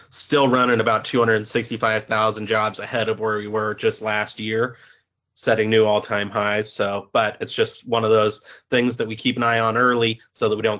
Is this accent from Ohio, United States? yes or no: no; California, United States; I'm from California specifically.